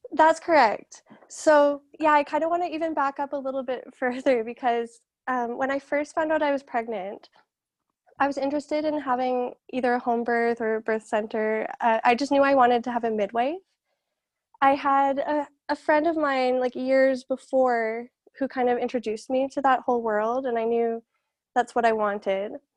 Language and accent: English; Calgary, Alberta, Canada; I'm from Calgary